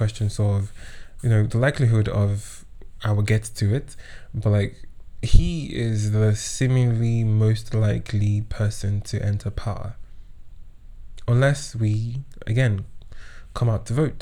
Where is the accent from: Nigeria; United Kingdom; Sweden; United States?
Nigeria; Kwara; I was born and raised in Kwara State